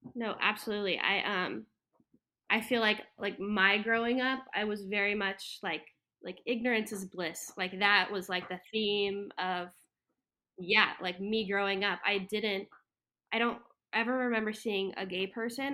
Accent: Florida, United States; moved away as an adult; also born or lived in Texas / Hawaii / Colorado; now in Wilmington, United States; I grew up in Florida, um, yeah, from, like, kindergarten through the year and a half of college

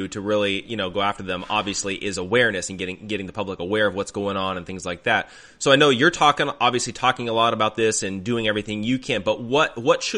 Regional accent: Arizona, United States; I grew up in Arizona

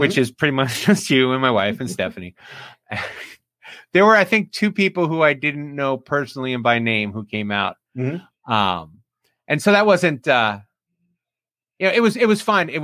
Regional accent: Union Beach, New Jersey, United States; now in Delmarva Peninsula, United States; I'm going back to New Jersey, my hometown, Union Beach

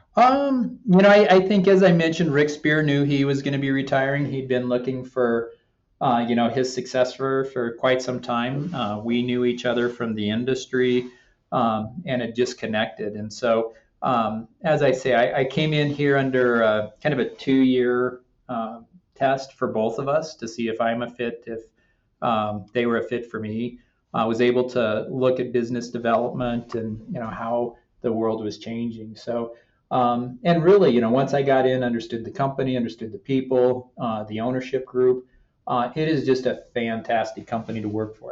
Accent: Denver, Colorado, United States; also born or lived in Albuquerque, New Mexico; the front range of Colorado, Denver, Parker, that area.

